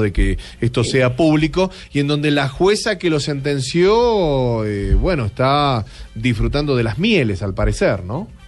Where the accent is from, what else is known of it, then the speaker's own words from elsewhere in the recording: Argentina; yo soy de la Argentina